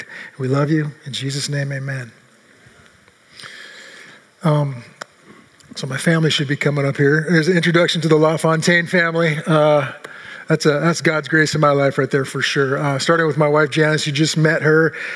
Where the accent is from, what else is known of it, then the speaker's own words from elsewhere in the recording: Seattle, Washington, United States; now in Redmond, United States; I grew up in Seattle since 1967